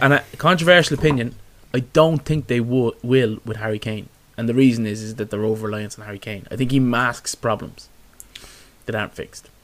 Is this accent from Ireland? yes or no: yes; Ireland; as Irish fans